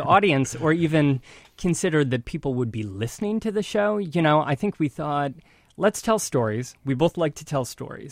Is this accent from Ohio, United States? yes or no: yes; northern Ohio, United States; moved away as an adult; now in New York City, United States; northern Ohio, right on Lake Erie, a small town